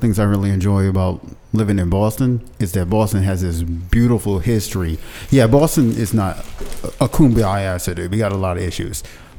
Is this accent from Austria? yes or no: no; Barbados; now in United States; I was born in Barbados.